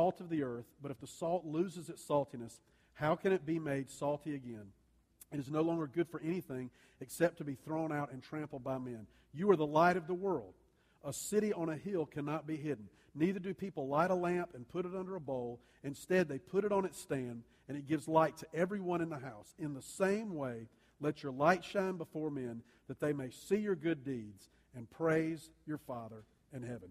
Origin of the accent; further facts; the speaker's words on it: the South, United States; I grew up in the South.